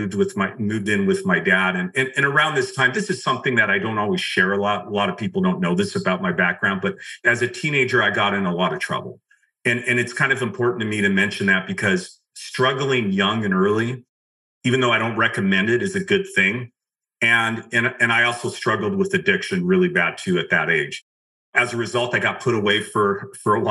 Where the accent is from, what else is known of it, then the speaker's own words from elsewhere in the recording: just outside of Los Angeles, California, United States; I grew up just right outside of Los Angeles.